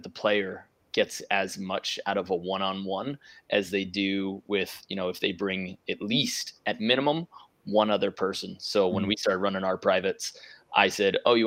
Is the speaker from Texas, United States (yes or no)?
no; New York, United States; moved away as an adult; now in California, United States; I was from New York, family kept me comfortable